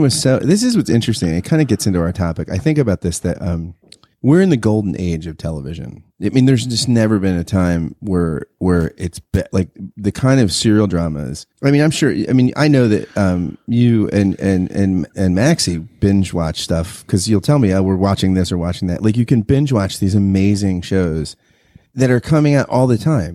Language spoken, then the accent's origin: English; United States; as an American